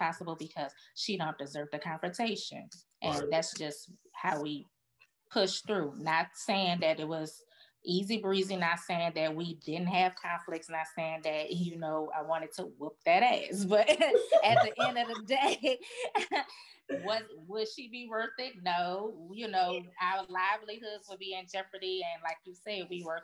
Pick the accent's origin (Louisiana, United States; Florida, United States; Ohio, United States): Louisiana, United States; New Orleans; moved away as an adult; now in Louisville, United States; I'm from New Orleans